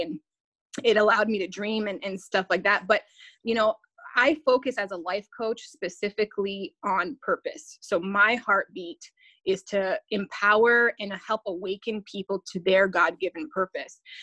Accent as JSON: {"language": "English", "country": "Canada", "said": "I'm a Canadian"}